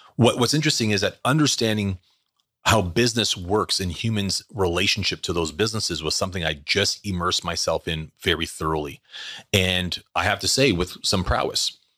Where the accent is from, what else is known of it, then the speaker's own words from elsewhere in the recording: Canada; Born and raised in Canada